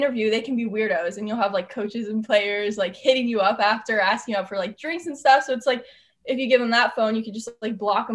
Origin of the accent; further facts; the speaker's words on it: Southern California, United States; moved away as an adult; also born or lived in Athens, Ohio; I'm from Southern California. Growing up there, I mean, since I was 4 years old, I had started playing softball